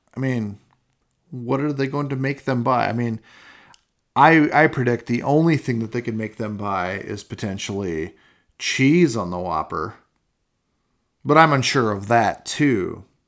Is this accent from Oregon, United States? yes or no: no; Iowa, United States; growing up in Iowa, I mean, we haul wagons behind our trucks